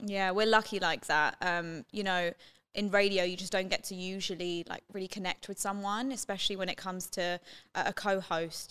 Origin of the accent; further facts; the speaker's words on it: London, United Kingdom; moved away; I'm from London, uh, born and raised